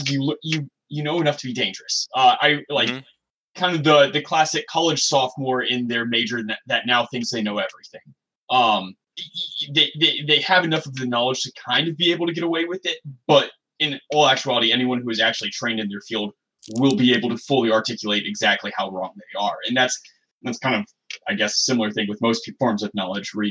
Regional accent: Michigan, United States; now in Seattle, United States; Although I will say, as as a Midwesterner, even without the air conditioning, on the whole, Seattle, y'all need to chill.

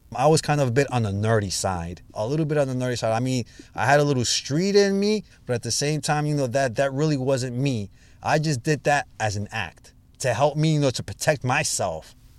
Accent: New York City, New York, United States; Born and bred in the Bronx

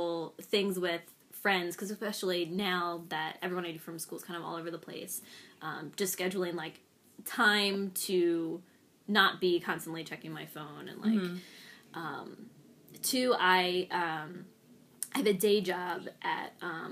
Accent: New Jersey, United States; I grew up in South Jersey, but like, rarely really did anything in the city

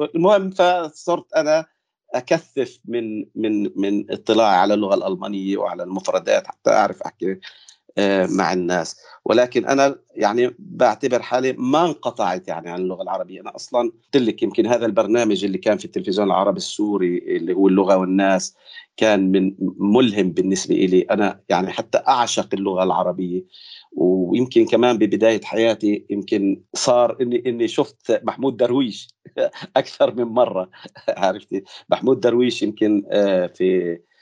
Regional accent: Palestine; accent: Palestinian; first language Arabic; moved away; اللهجه العربيه اللي انا بحكيها كفلسطيني ابن مخيم

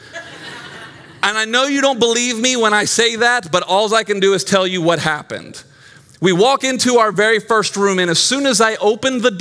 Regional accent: Glen Burnie, Maryland, United States; moved away; also born or lived in Johnson City, Tennessee; I grew up in Glen Burnie, Maryland

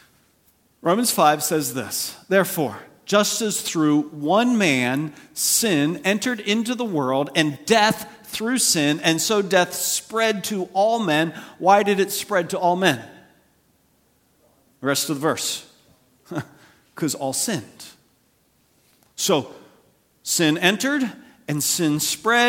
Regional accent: United States; as an American

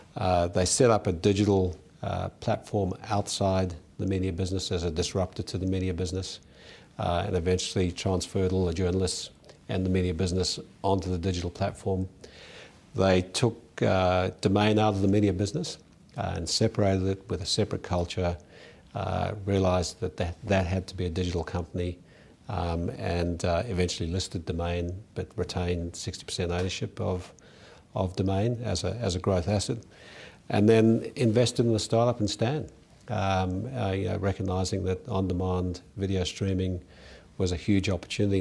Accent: South Africa; moved away as an adult; now in Australia; I was born in South Africa, uh, went to school in South Africa, and was very fortunate to come to university here.

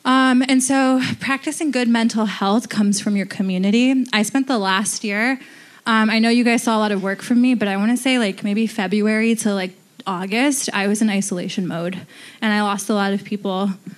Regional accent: Bronx, New York, United States; I'm from the Bronx.

